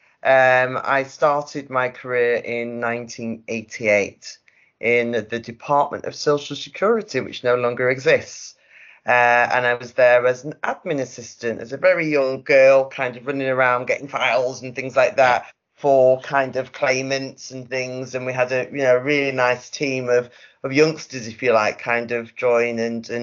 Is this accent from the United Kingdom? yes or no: yes; Manchester, North West England, United Kingdom; moved away as an adult; now in South of England; if you can't tell from the accent, I'm from Manchester